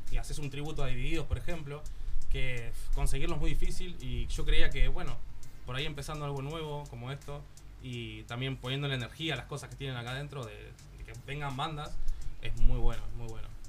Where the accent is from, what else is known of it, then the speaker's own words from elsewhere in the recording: Argentina; now in Barcelona, Spain; somos tres argentinos y una catalana